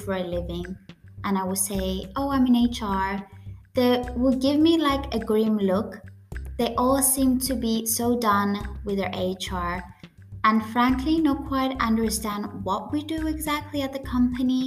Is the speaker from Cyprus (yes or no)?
yes; Cyprus; first language Greek; English is a second language; I come from Cyprus, which is a Mediterranean island, our native language is Greek, but we also have our own dialect called the Cypriot dialect